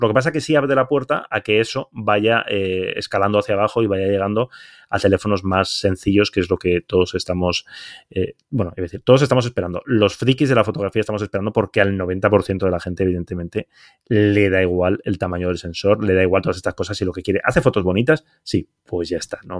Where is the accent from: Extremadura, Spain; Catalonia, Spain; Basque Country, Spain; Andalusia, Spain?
Basque Country, Spain; now in Barcelona, Spain; yo como soy vasco